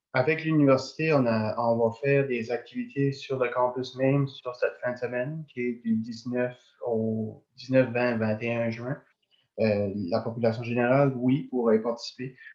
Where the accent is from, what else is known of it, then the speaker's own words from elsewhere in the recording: Tracadie, New Brunswick, Canada; moved away as an adult; also born or lived in Madawaska region, New Brunswick; now in Edmundston region, Canada; je viens de Tracadie, j'ai vraiment pas le même accent que les personnes de la place.